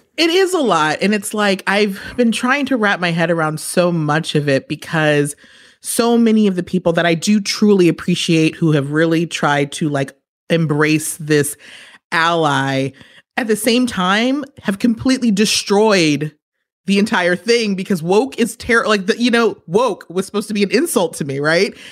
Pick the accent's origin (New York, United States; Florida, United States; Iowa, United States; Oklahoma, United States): New York, United States; I'm from New York